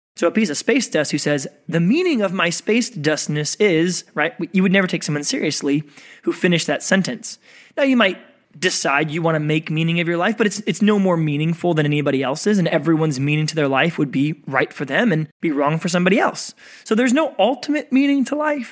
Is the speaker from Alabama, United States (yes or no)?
no; Oklahoma, United States; moved away; also born or lived in San Diego; I grew up in the Midwest, I grew up in Oklahoma